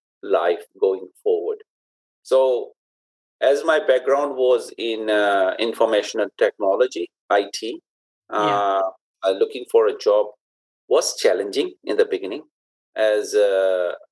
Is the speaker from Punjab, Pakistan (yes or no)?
no; Karachi, Sindh, Pakistan; moved away as an adult; also born or lived in North London; now in Birmingham, United Kingdom; I was born in Pakistan, specifically the city of Karachi